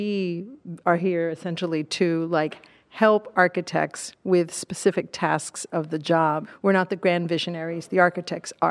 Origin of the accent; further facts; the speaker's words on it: Miami, Florida, United States; I grew up in Miami